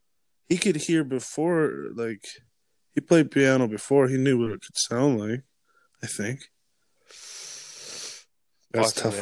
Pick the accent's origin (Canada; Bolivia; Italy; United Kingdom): Canada; Alberta; Those are my hometown heroes